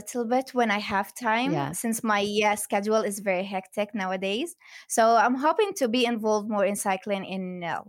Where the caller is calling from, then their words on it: West Bank, Palestine; Well, I'm in Ramallah right now. I traveled from my village to my work today. It's like 10 minutes, 15 minutes away from Ramallah.